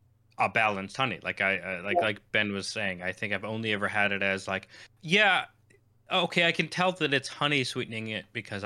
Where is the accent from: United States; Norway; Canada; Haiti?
Canada; I'm Canadian, so maybe it's just me, but there's a distinctive note of maple sweetness that I can pinpoint.